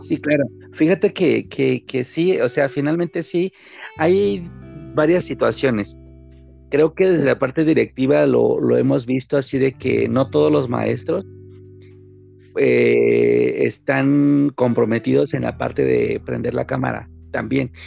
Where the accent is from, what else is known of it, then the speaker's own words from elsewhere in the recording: Chiapas, Mexico; now in Mexico City, Mexico; yo hablo ahorita como chapaneco, yo por supuesto, a pesar de que vivo en la Ciudad de México y trabajo aquí y todo mi entorno está aquí ahorita, pues vengo del estado de Chiapas